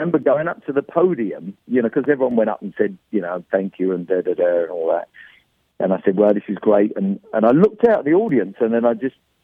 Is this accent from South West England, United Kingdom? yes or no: no; London, United Kingdom; moved away; I grew up in London